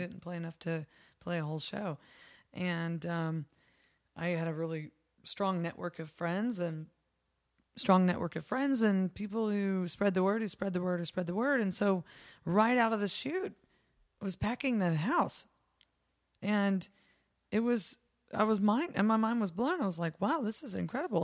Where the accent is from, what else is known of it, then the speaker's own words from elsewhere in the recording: San Antonio, Texas, United States; also born or lived in New Braunfels; now in Austin, United States; we're from San Antonio